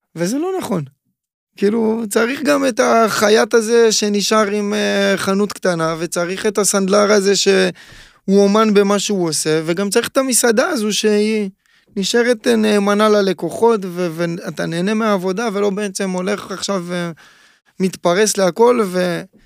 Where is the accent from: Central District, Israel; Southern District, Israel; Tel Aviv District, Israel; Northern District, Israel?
Southern District, Israel; Ashdod; נולדתי באשדוד, נולדתי קרוב מאוד לים